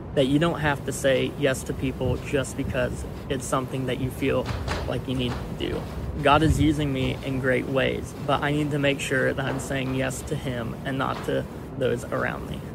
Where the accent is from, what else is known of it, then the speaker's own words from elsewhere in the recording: Catlin, Illinois, United States; I grew up in Catlin, Illinois